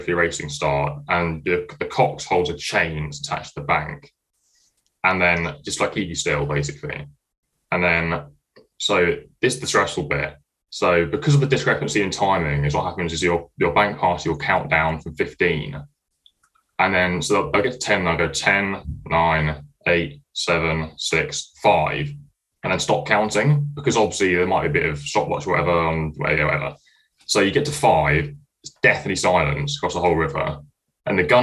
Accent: Cambridge, East of England, United Kingdom; moved away as an adult; now in Leeds, United Kingdom; I'm from Cambridge. I'm studying mechanical engineering at Leeds.

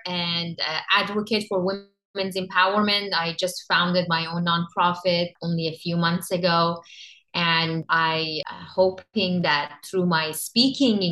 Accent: Iran; moved away as an adult; I grew up in Iran.

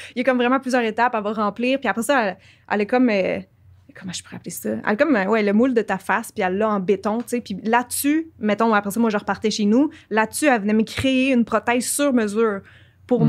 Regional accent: Quebec, Canada; accent: Québécois; j'ai un accent québécois

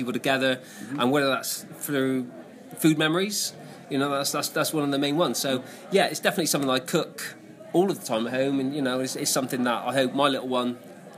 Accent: Bristol, South West England, United Kingdom; I've lived in Bristol my whole life

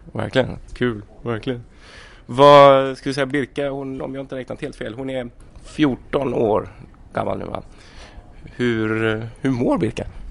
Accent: Gothenburg, Västra Götaland, Sweden; jag som göteborgare

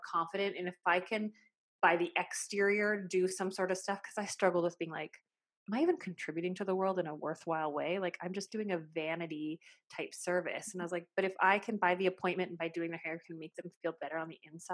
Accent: Saskatchewan, Canada; I was brought up in a small town on the prairies, like in basically the armpit of Canada, we call it. It's Saskatchewan.

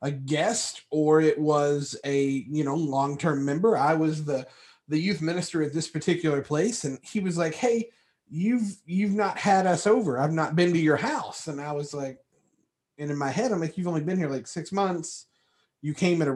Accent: Appalachia, United States; accent: Appalachian; They are my people, and that is how we do it.

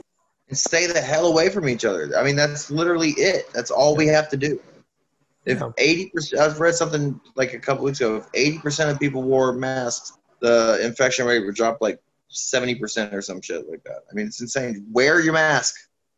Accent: the South, United States; I'm also from the South and this doesn't happen down there.

